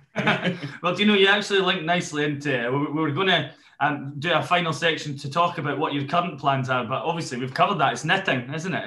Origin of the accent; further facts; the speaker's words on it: Newbiggin, United Kingdom; I'm from New Biggin